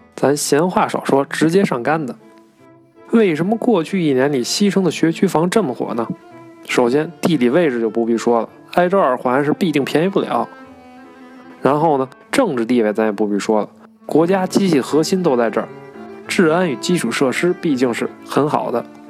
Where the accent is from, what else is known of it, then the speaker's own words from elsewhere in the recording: Beijing, China; 我从小就是在西城长大的